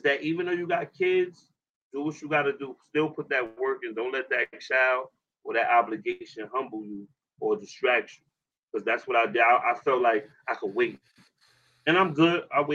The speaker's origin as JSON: {"language": "English", "town": "Brooklyn", "region": "New York", "country": "United States", "moved": "yes", "lives_now": "Camden, United States", "said": "I'm from Brooklyn, New York"}